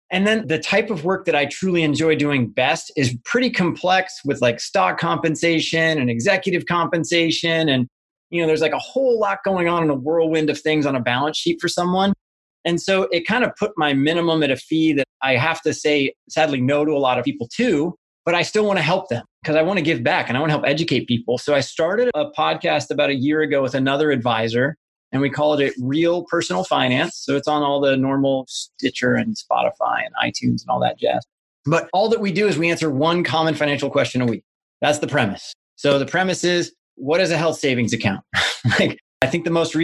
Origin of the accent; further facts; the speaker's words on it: Midwest, United States; moved away; where I grew up back in the Midwest